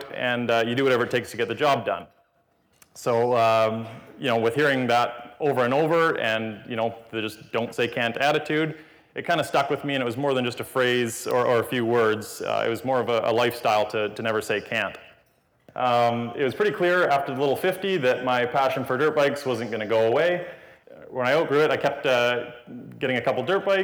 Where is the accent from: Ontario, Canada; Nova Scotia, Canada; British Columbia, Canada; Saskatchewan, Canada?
British Columbia, Canada; Kelowna; I was born in Kelowna, BC on June 17th, 1987.